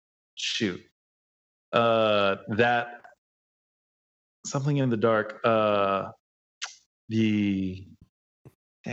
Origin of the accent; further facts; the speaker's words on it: Oceanside, California, United States; From Oceanside. Shout outs to Oceanside, my hometown.